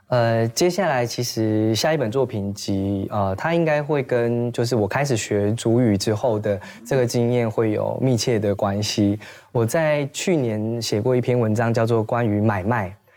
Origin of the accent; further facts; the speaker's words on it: Chulu, Taitung County, Taiwan; 我小的时候在出路跟我外婆住的时候